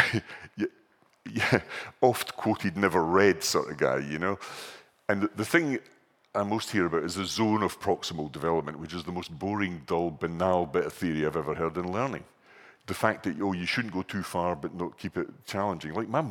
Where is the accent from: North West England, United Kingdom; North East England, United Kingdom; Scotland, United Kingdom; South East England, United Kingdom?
Scotland, United Kingdom; I'm from Scotland